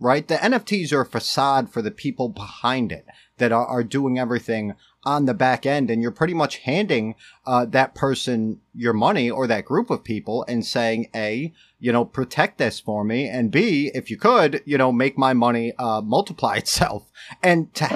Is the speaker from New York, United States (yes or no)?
yes; New York, United States; also born or lived in Connecticut; now in Waterbury area, Connecticut, United States; I grew up in New York and moved to Connecticut.